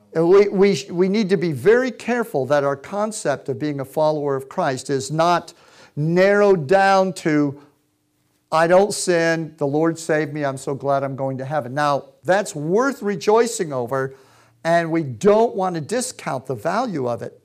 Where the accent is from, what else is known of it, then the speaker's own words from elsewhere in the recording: Boston, Massachusetts, United States; also born or lived in Würzburg, Germany; we grew up in Boston